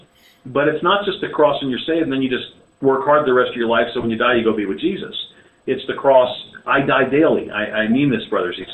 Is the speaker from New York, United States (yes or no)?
yes; New York City, New York, United States; moved away as an adult; also born or lived in Pennsylvania; now in Southern United States; I was born and reared in New York City